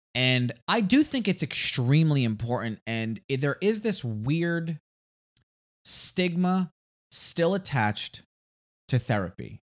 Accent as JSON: {"language": "English", "town": "New York City", "region": "New York", "country": "United States", "said": "we're from Staten Island"}